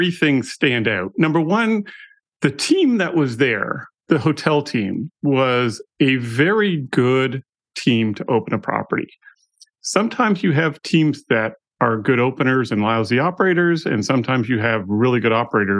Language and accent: English; Canada; moved away as an adult; also born or lived in Stamford, Connecticut / Los Angeles / Tampa; now in United States; I'm Canadian